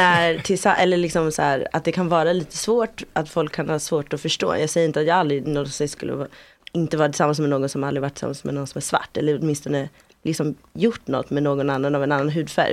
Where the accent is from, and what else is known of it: Malawi; now in Sweden